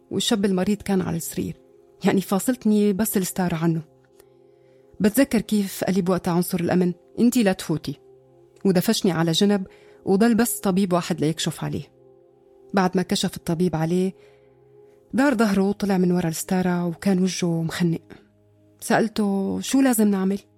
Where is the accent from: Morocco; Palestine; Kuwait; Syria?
Syria; moved away; أنا طلعت من سوريا بداية سنة 2013